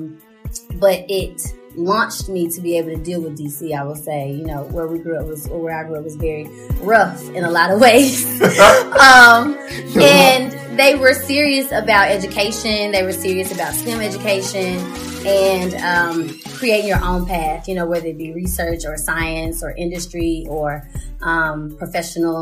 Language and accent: English; Pine Bluff, Arkansas, United States; I'm from Pine Bluff, Arkansas.